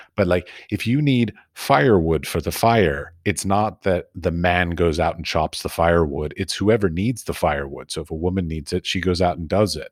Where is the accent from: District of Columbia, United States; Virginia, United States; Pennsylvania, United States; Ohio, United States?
District of Columbia, United States; Washington; I was born and raised in Washington, D C